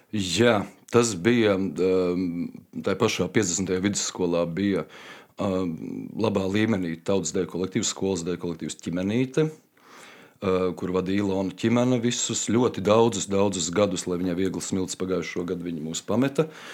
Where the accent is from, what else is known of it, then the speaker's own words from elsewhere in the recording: Riga, Latvia; Es esmu rīznieks no dzimšanas, ehm, mācījos savulaik 50. vidusskolā